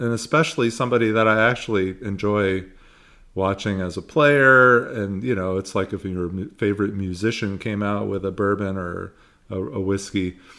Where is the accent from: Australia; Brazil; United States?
United States; San Francisco, California; I was born and raised in San Francisco.